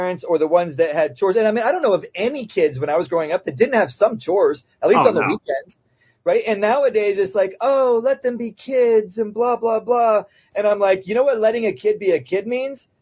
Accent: Plant City, Florida, United States; I grew up in Plant City, Florida, right outside Tampa

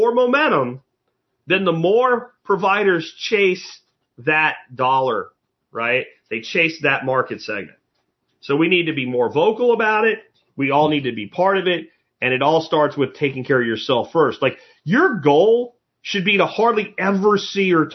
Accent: Pottsville, Pennsylvania, United States; moved away; also born or lived in Minersville, Pennsylvania; where I grew up in Pottsville and Minersville, Pennsylvania, Schuylkill County

